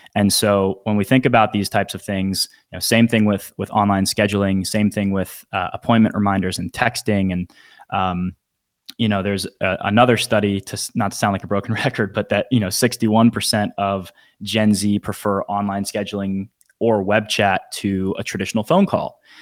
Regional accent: Northern Virginia, United States; now in Phoenix, United States; I'm from the D C area, Northern Virginia

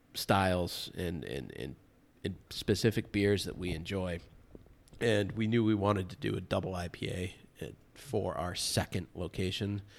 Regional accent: Medfield, Massachusetts, United States; moved away as an adult; also born or lived in Costa Mesa, California; growing up in Medfield, Massachusetts

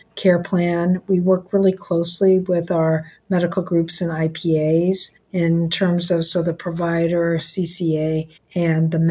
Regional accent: Los Angeles, California, United States; I grew up in Los Angeles

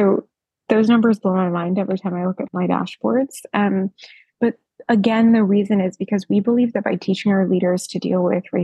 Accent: United States; now in Australia; as an American

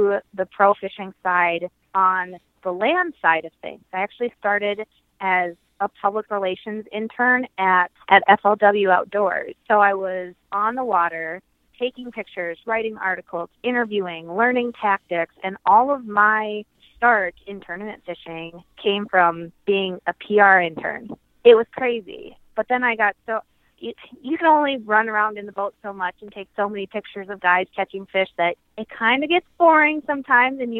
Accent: Minneapolis, Minnesota, United States; also born or lived in North Carolina / southern United States; when I was 10, we moved back to Minnesota

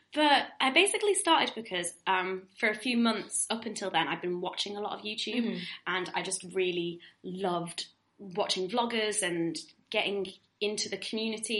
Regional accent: Manchester, North West England, United Kingdom; moved away as an adult; also born or lived in Birmingham; now in London, United Kingdom; I'm from Manchester, but I went to uni in Birmingham

